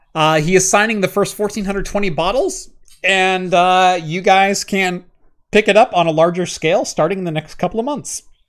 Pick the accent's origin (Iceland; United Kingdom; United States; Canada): United States; I am true American through and through.